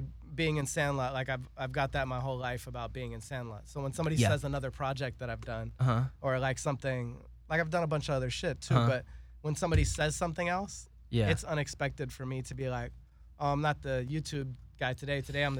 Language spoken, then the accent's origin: English; West Coast, United States; now in Los Angeles, United States; So I'm from the West Coast